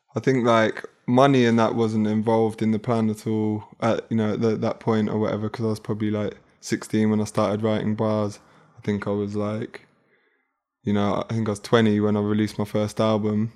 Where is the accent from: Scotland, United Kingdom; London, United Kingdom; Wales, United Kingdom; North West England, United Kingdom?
London, United Kingdom; from South London, like Hernhill